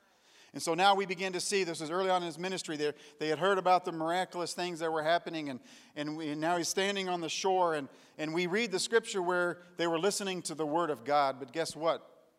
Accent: Tanzania; also born or lived in Kenya; I grew up in East Africa in the country of Tanzania and Kenya.

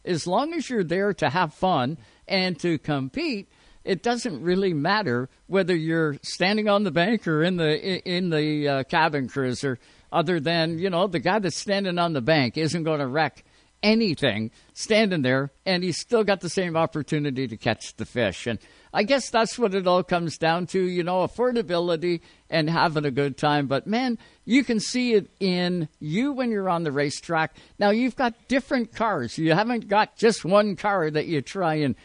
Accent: Owen Sound, Ontario, Canada; I'm from Owen Sound

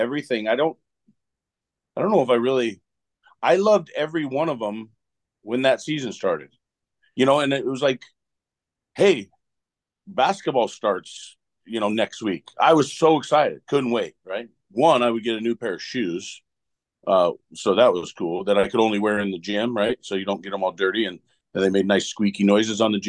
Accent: Oregon, United States; I grew up in Oregon

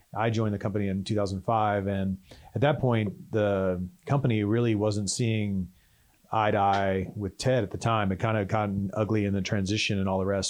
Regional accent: Texas, United States; growing up in Texas

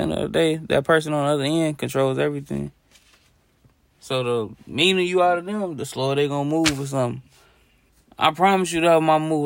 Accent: Chicago, Illinois, United States; I'm from Chicago.

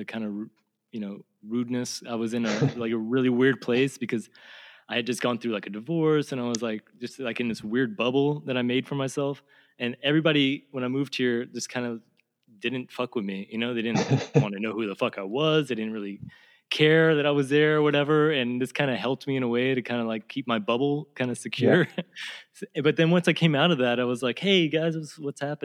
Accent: Texas, United States; moved away as an adult; now in Vienna, Austria; growing up in Texas, it was pretty much warm the whole time.

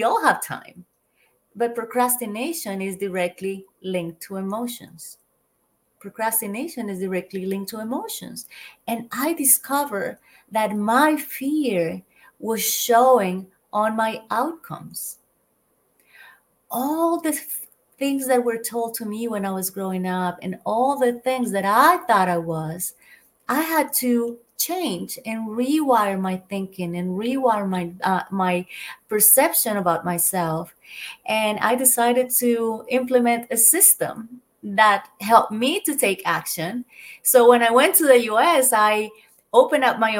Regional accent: Colombia; moved away as an adult; also born or lived in United States / London, United Kingdom / Australia; I'm originally from Colombia, South America

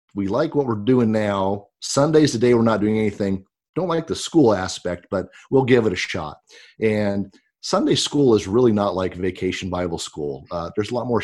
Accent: Pasco, Washington, United States; now in Grover Beach, United States; I grew up in Eastern Washington. I grew up in the town of Pasco

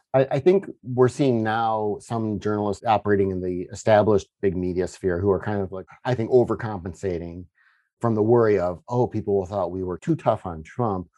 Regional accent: Upper Midwest, United States; I'm from the Upper Midwest

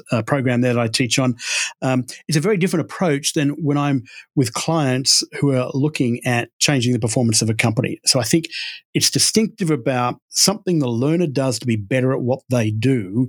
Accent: Texas, United States; also born or lived in London, United Kingdom; And as you can tell by my accent, I grew up in Texas. That was a wrong story. And I came to America in 2009. My wife's American, and we moved over here from London, where I was doing a lot of work.

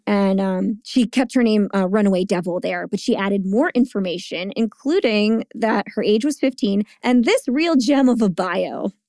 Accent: Bordentown, New Jersey, United States; my hometown

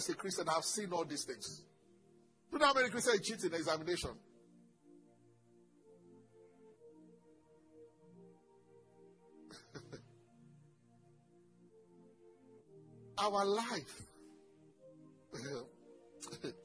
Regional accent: Ogun State, Nigeria; also born or lived in Lagos; I'm from Ogun State.

